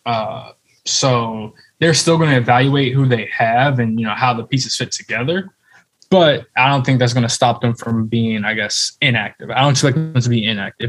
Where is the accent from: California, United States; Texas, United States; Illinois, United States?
Illinois, United States; Chicago; I grew up in Chicago and Chicagoland area